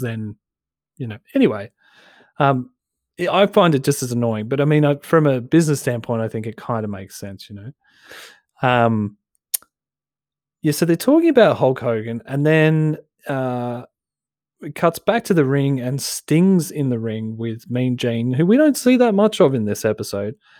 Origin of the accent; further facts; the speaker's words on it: Broadmeadows, Victoria, Australia; I'm from Broadmeadows